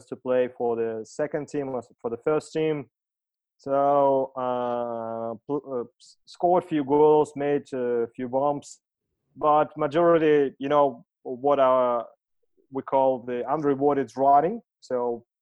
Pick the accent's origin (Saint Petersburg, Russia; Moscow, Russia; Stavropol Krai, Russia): Saint Petersburg, Russia; moved away as an adult; also born or lived in Australia / London; when I returned to St. Petersburg, I say, hey, that's the sport I want to cherish and run here in my hometown.